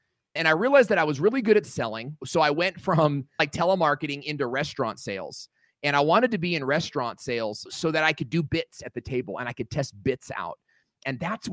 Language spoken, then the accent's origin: English; Los Angeles, Irvine, California, United States; When I was 9 years old, we grew up in Los Angeles, California